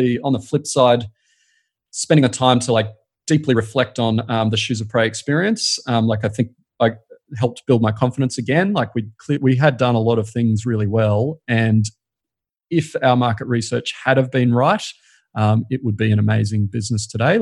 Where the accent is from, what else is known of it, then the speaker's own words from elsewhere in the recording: Brisbane, Queensland, Australia; also born or lived in Sydney; now in Sunshine Coast, Australia; I grew up in Brisbane